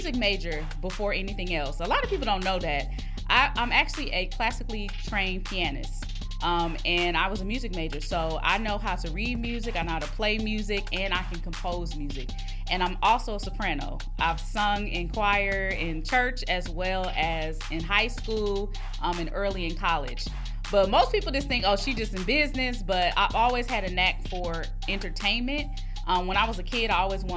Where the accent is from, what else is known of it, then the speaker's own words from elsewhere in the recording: Long Beach, California, United States; I am from Long Beach, California, the east side to be exact